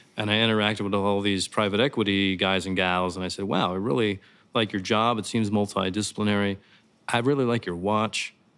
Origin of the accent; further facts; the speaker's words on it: St. Louis, Missouri, United States; moved away as an adult; also born or lived in Chicago / New York City; I grew up in Saint Louis, Missouri.